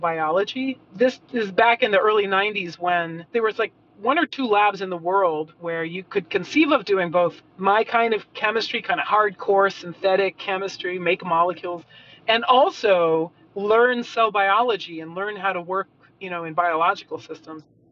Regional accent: Lexington, Massachusetts, United States; moved away as an adult; also born or lived in Berkeley, California; I grew up in Massachusetts, in Lexington

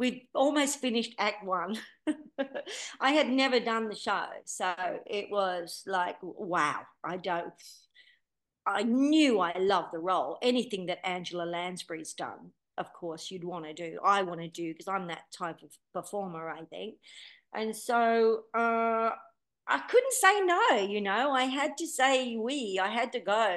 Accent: Rockdale, New South Wales, Australia; moved away as an adult; also born or lived in England; growing up in Rockdale, singing in my lounge room to all those records as a little girl

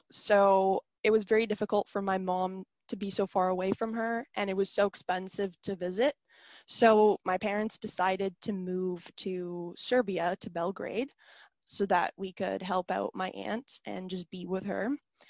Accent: Johannesburg, Gauteng, South Africa; born there; I was born in South Africa, in Johannesburg.

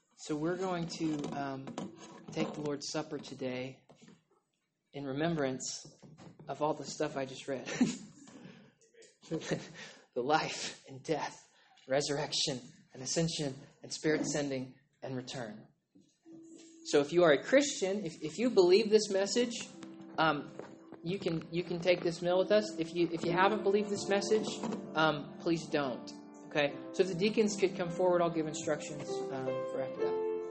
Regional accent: Oklahoma, United States; I'm from Oklahoma

